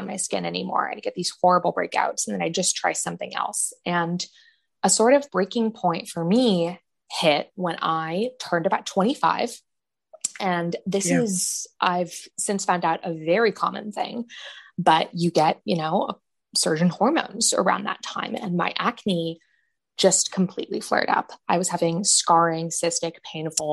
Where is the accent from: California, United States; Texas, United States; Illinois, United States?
California, United States; San Francisco Bay Area; I grew up in the San Francisco Bay Area, out in California.